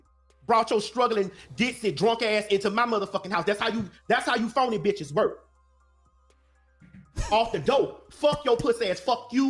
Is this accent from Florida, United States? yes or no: yes; Miami, Florida, United States; I'm from Miami, Florida, just like, bitch, you from Florida.